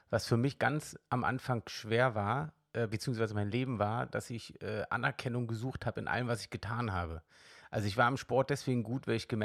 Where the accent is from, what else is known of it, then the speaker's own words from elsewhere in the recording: East Germany, Germany; ich bin im Osten aufgewachsen und da war wirklich vom Glauben her Jedenfalls nicht, dass ich mich erinnern kann, dass ich da richtig was gehört habe.